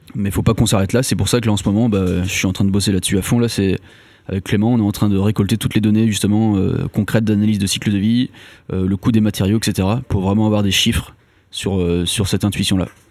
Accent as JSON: {"language": "French", "region": "Brittany", "country": "France", "also_born_or_lived": "Nantes", "said": "Je viens de Bretagne à la base."}